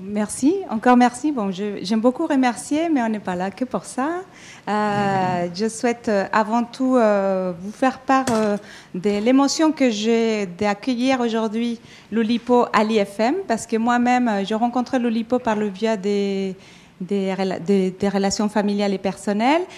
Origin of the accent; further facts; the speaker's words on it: Mexico; now in France; Je suis euh, mexicaine d'origine. Je suis arrivée en France